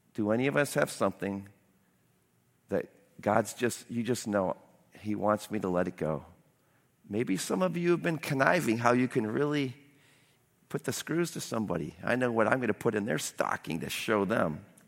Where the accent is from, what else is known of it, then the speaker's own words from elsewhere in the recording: United States; as an American